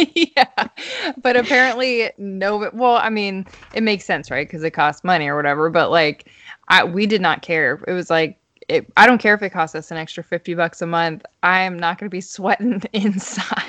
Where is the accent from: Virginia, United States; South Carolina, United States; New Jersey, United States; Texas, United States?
South Carolina, United States; moved away; also born or lived in Kentucky; I I grew up in South Carolina and Kentucky